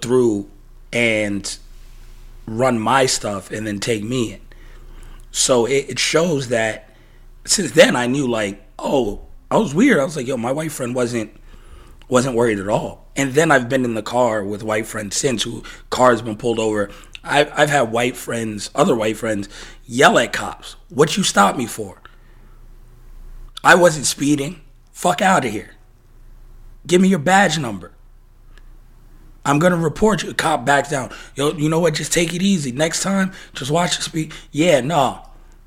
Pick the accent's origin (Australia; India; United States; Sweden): United States; moved away; also born or lived in New York, United States / Las Vegas, Nevada, United States; growing up in New York, growing up in Vegas